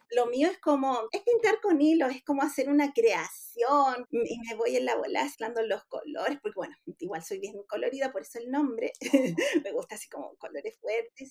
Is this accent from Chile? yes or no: yes; La Serena, Coquimbo, Chile; yo soy de La Serena